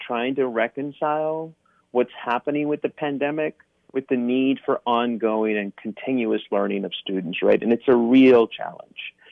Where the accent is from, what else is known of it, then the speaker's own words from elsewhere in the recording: South Texas, United States; moved away as an adult; also born or lived in Japan / Michigan; now in Pennsylvania, United States; I'm originally from Texas, more specifically South Texas